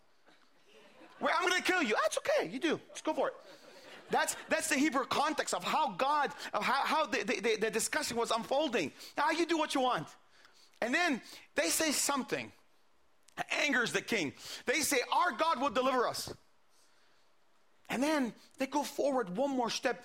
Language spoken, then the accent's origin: English; Bethlehem, West Bank, Palestine; also born or lived in Jerusalem; I was born in Jerusalem and I grew up all my life in the city of Bethlehem.